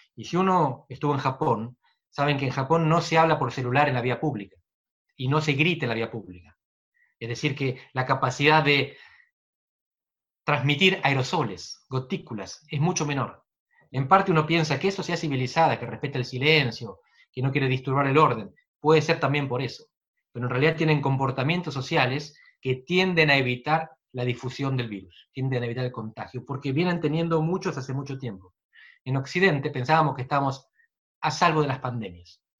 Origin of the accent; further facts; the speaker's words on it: Navarro province of Buenos Aires, Buenos Aires Province, Argentina; moved away as an adult; Yo crecí en la barría entre los cuatro y los dieciocho años